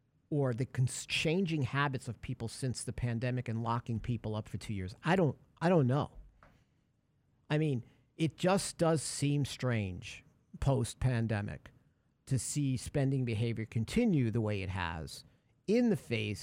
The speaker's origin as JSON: {"language": "English", "town": "Brooklyn", "region": "New York", "country": "United States", "tie": "born or raised there", "said": "So when I was growing up in Brooklyn, there was in the apartment building"}